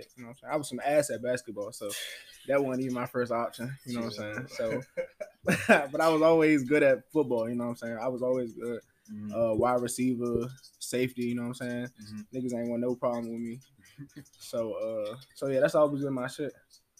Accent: Washington, District of Columbia, United States; moved away; also born or lived in Prince George's County, Maryland; Okay, yeah, I'm from Uptown DC, mm-hmm. Northwest. I was born on I was raised on Harvard Street, you know what I'm saying, up from the across from Howard University and shit, so I've been up there for a little minute and then moved to PG County, Maryland

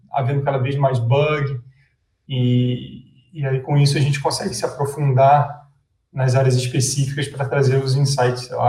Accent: Rio de Janeiro, Brazil; born there; moved away as an adult; Cara, eu é, nasci no Rio, mas é, meu pai da Força Aérea, eu acabei visitando vários, vários lugares, morando em vários lugares no Brasil.

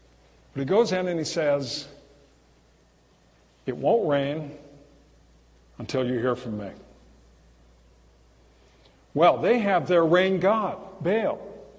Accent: California, United States; And I rolled the window down, I called up, I'm from California, why'd you leave?

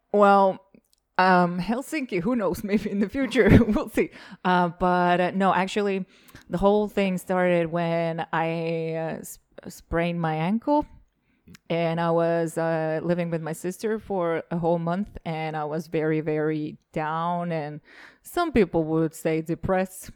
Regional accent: Rakvere, Lääne-Viru County, Estonia; moved away; also born or lived in Lasnamäe, Tallinn / Narva; When I was growing up in Rockwell

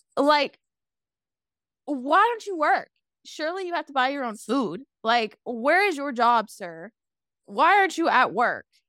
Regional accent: Kentucky, United States; moved away; I'm always gonna be a Kentucky girl

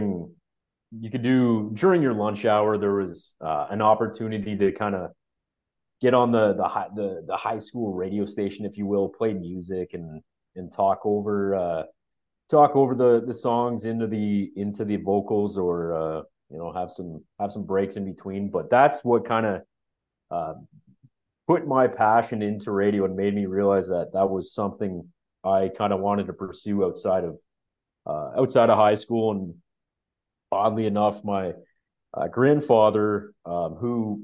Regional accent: Waterloo, Ontario, Canada; also born or lived in Newmarket; I grew up in Waterloo for basically all my life

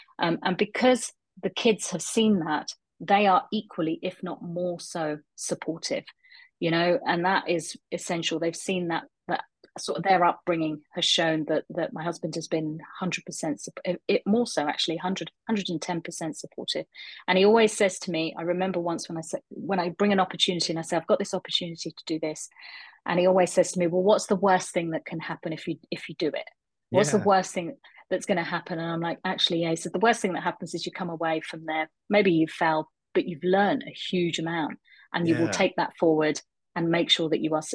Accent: London, United Kingdom; now in Aberdeen, United Kingdom; I was born and brought up in London

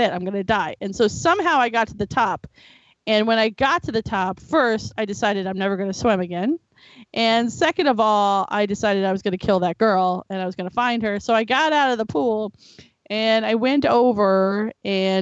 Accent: Florida, United States; I was raised in Florida on the beach

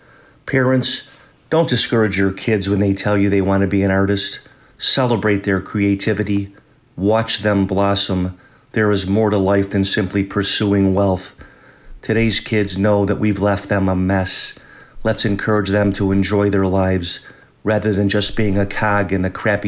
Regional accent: Southfield, Michigan, United States; born and raised in Southfield, Michigan.

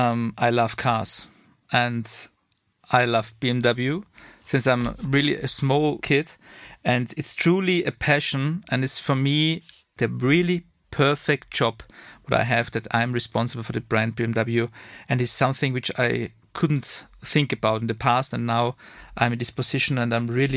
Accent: Vienna, Austria; English is a second language; now in Munich, Germany; Austrian from Vienna, now living in Munich, two kids, married, and my source of energy is Red Bull and my home country, Austria

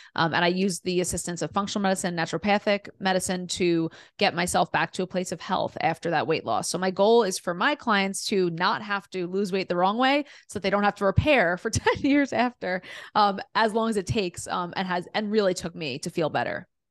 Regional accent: New York City, New York, United States; also born or lived in Delaware; I grew up in Queens, New York, in a super diverse, amazing neighborhood

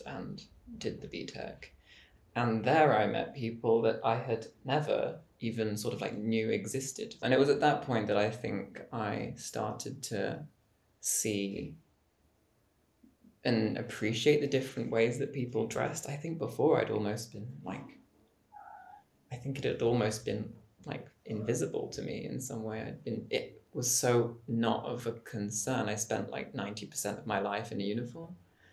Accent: Jersey; now in Rome, Italy; I'm from Jersey Island, which is pretty near France. But it's British

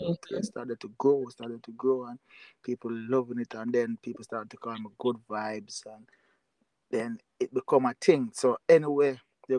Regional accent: Jamaica; I'm from Jamaica.

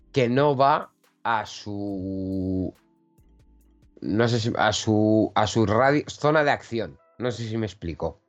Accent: Basque Country, Spain; soy vasco

